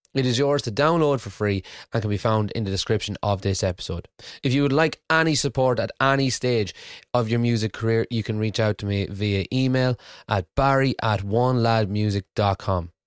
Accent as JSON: {"language": "English", "country": "Ireland", "moved": "yes", "lives_now": "Scotland, United Kingdom", "said": "I'm from Ireland and I live in Scotland"}